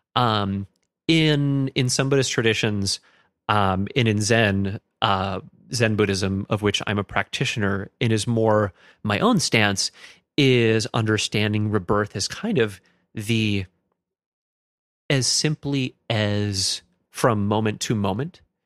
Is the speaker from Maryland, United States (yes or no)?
no; Stillwater, Minnesota, United States; I grew up in Stillwater, Minnesota